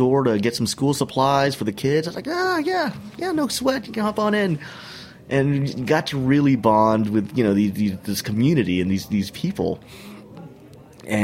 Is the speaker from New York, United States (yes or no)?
yes; New York City, New York, United States; I was from New York City